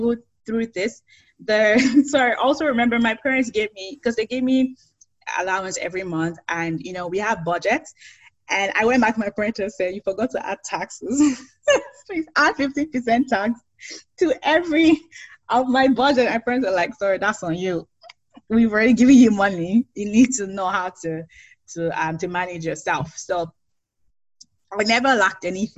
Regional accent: Nigeria; moved away as an adult; now in Canada; travel like 1 to 2 months outside Nigeria, we always came back home and we always sleep at home

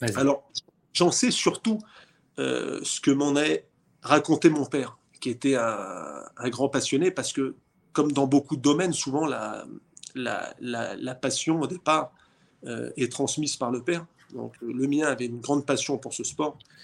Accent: Saint-Nazaire, Pays de la Loire, France; je suis né à Saint-Nazaire

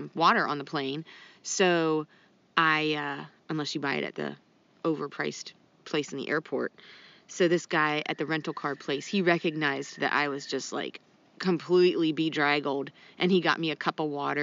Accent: Ohio, United States; now in North Carolina, United States; I went to Ohio and visiting family there, and their public library's open in my hometown.

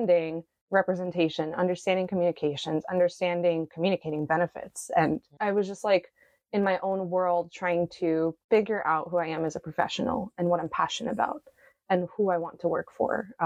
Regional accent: New York City, New York, United States; accent: Brooklyn; moved away as an adult; I grew up in New York City and in Brooklyn specifically

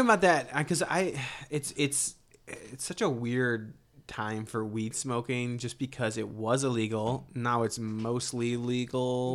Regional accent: Ohio, United States; moved away; I grew up in Ohio

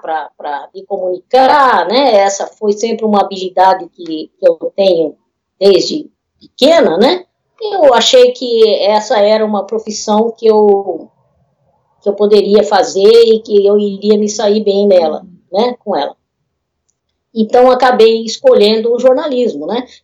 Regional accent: Osasco, São Paulo, Brazil; a gente é, é de Osasco, minha família é de Osasco

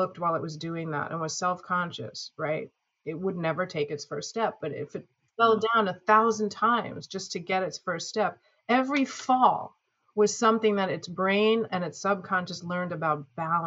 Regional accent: Long Island, New York, United States; moved away as an adult; also born or lived in New England; now in Southern California, United States; I grew up on Long Island and all over New York and went to school in New England

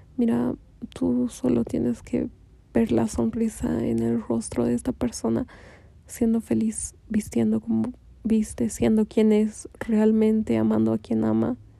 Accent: Bolivia; en mi país, en Bolivia

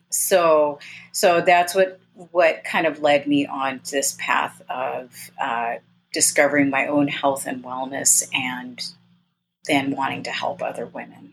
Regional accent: Southern California, United States; I grew up in Southern California and I, I, I currently live in Southern California.

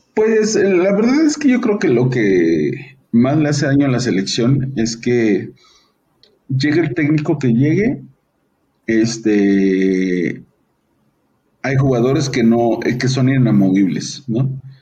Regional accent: Mexico; como mexicanos

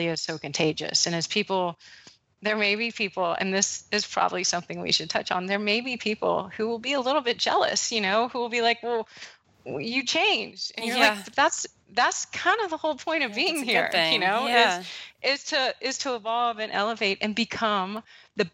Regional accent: Texas, United States; I grew up with in Texas

